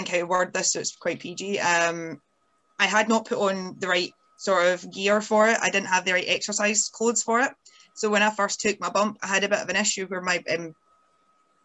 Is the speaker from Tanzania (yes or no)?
no; Scotland, United Kingdom; independent Scottish lassies